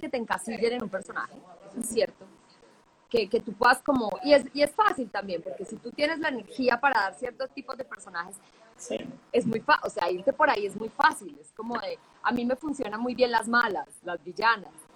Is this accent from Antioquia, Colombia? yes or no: yes; Medellín, Antioquia, Colombia; yo soy de Medellín